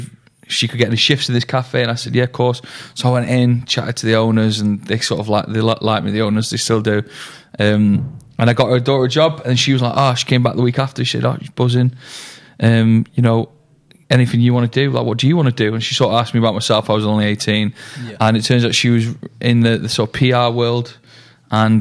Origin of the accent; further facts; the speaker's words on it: Manchester, North West England, United Kingdom; also born or lived in Stockport; I'm from Stockport originally. And then I grew up in Fallowfield, though, with my mum.